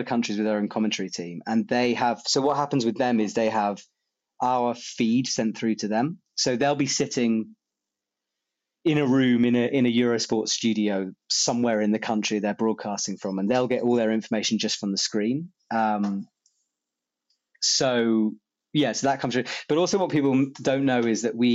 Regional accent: United Kingdom; moved away as an adult; now in France; I am British

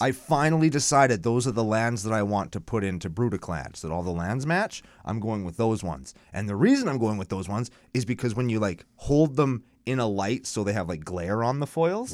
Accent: Canada; I'm Canadian

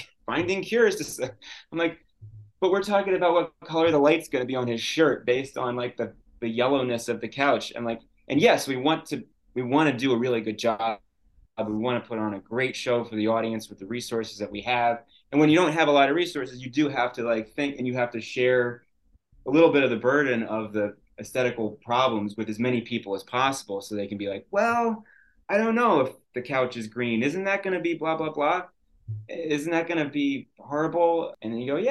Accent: New York, United States; as a kid growing up in New York

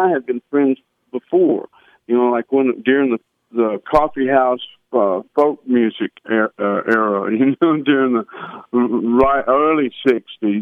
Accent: Memphis, Tennessee, United States; moved away as an adult; also born or lived in England; I was born in Memphis and raised in that whole area around there. It's my home, so it's my hometown.

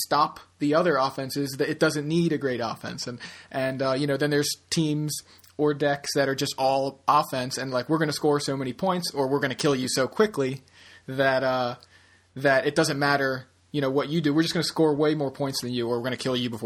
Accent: Baltimore, Maryland, United States; we're from Baltimore

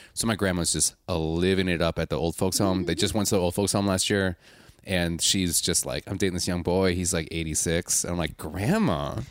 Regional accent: Milwaukee, Wisconsin, United States; I'm from Milwaukee, I'm from Wisconsin

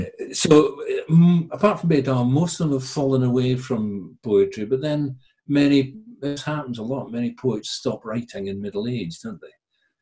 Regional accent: Galway, Connacht, Ireland; born there; also born or lived in Lagos, Nigeria / Edinburgh, United Kingdom / England / China; Me, I was born in Galway, but I lived in Lagos and I lived in Edinburgh. And as an adult, I've lived in England and China and Hong Kong.

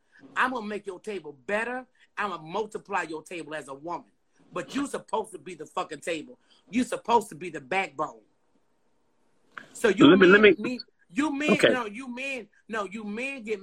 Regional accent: New Jersey, United States; also born or lived in Memphis, Tennessee; now in Houston, United States; We were born in Memphis. We were raised in New Jersey. We are now in Houston.

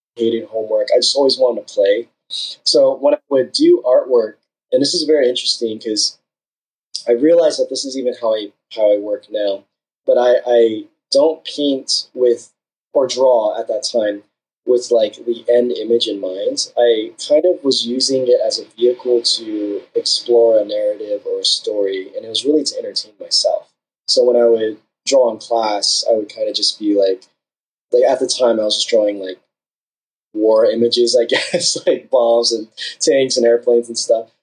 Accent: Southern California, United States; I'm from Southern California. Uh, grew up uh, pretty much on the border between Orange County and LA County my whole life

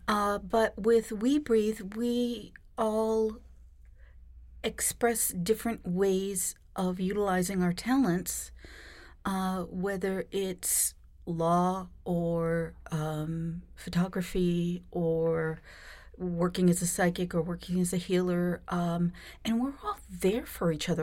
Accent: Boston, Massachusetts, United States; born in Boston

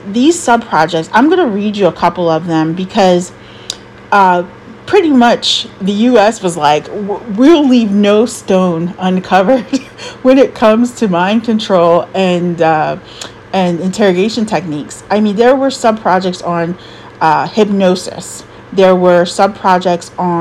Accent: United States; I love being an American

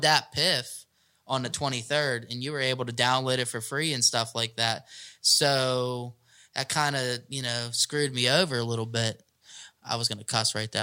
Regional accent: McKeesport, Pennsylvania, United States; growing up in McKee Sport, you know, I mean, I'm growing up in the ghetto

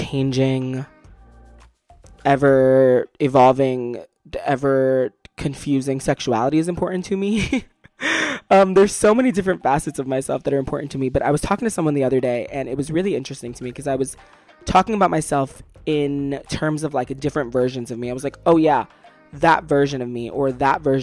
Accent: Brooklyn, New York, United States; moved away as an adult; also born or lived in Yonkers, New York; now in the South, United States; I was born in Yonkers, but they brought me back to Brooklyn as fast as humanly possible

